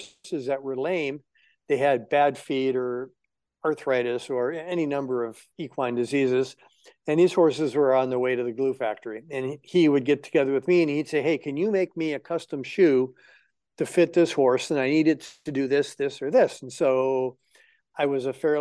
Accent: Hawaii, United States; moved away; also born or lived in Florida Keys, Florida / Davis, California / Los Angeles, California; I grew up in Hawaii

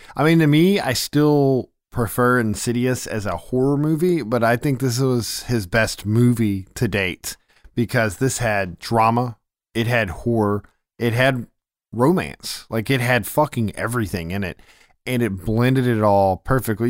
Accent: Memphis, Tennessee, United States; we're from Memphis

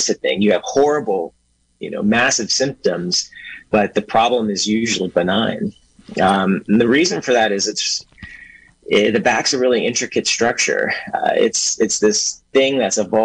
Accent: Berkeley, California, United States; also born or lived in New York City, United States; now in Willits, United States; And I'm originally from Berkeley. That's where I grew up

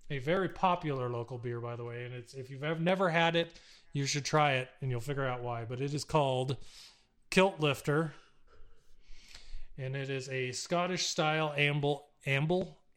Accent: Texas, United States; now in Arizona, United States; Yeah. I I know when I grew when growing up in Texas we called

